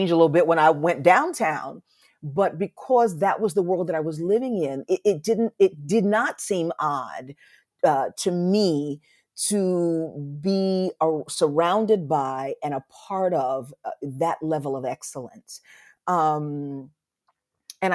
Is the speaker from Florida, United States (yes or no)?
no; New York City, New York, United States; we grew up in Harlem in New York